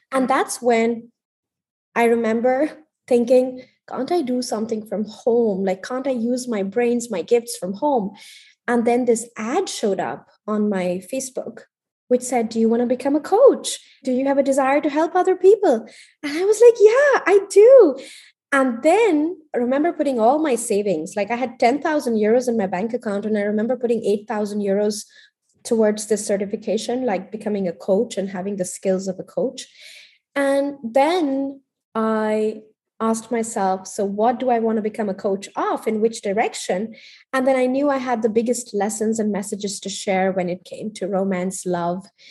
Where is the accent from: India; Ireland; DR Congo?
India; born or raised there; moved away as an adult; also born or lived in Paris